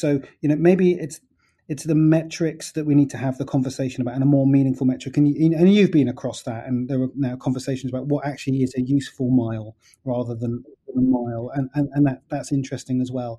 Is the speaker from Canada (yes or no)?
no; United Kingdom; I'm British